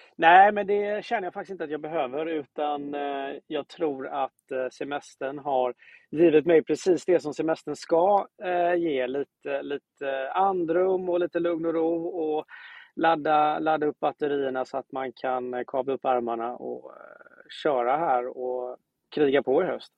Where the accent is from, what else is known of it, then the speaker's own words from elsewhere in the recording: Gothenburg, Västra Götaland, Sweden; jag kommer från Göteborg.